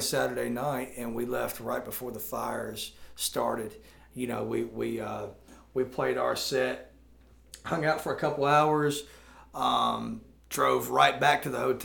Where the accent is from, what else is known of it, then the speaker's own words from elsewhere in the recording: Jackson, Tennessee, United States; growing up in Jackson, Tennessee